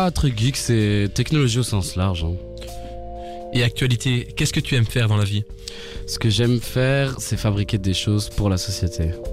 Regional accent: France; J'aime la compète, euh, je viens de France

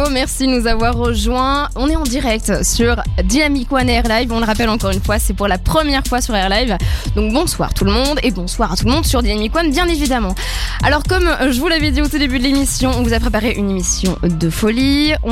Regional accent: Belgium; en tant que Belge là-bas, nous on a l'habitude de sortir, de boire des verres

